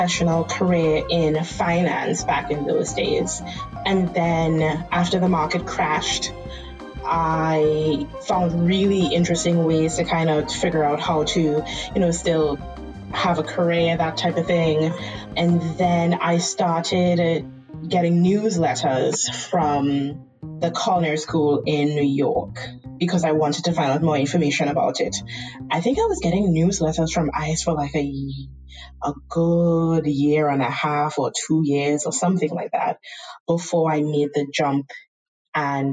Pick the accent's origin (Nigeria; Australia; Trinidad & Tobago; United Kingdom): Trinidad & Tobago; accent: Trinidadian; moved away as an adult; now in United States; I am born and raised in Trinidad and Tobago.